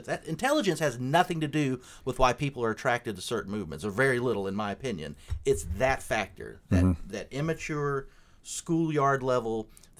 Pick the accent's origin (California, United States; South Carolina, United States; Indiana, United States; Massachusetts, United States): South Carolina, United States; I'm from South Carolina